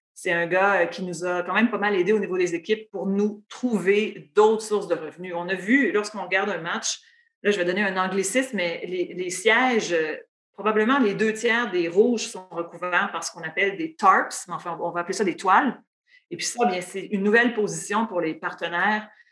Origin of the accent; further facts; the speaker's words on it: Matane, Quebec, Canada; moved away as an adult; also born or lived in Ottawa; je suis née à Matane. Euh, mes parents y habitent toujours d'ailleurs. Euh, et puis, euh, donc, c'est vraiment là que je suis née. J'ai grandi. J'ai fait mon primaire, mon secondaire là-bas.